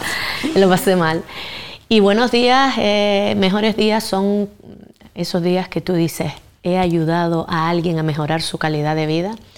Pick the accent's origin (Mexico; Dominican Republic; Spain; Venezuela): Spain; Gran Tarajal, Canary Islands; adoro mi pueblo, el pueblo de Gran Tarajal